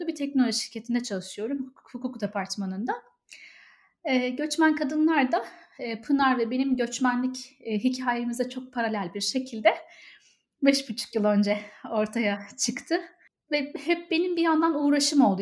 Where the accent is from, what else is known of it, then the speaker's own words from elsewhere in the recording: Ankara, Turkey; moved away as an adult; also born or lived in Istanbul; now in Dublin, Ireland; Ankaralıyım ama İstanbul'da çalıştım.